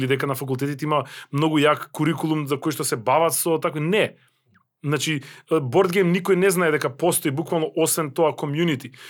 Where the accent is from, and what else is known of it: North Macedonia